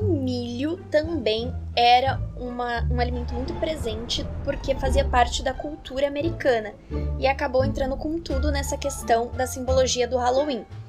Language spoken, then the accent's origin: Portuguese; Brazil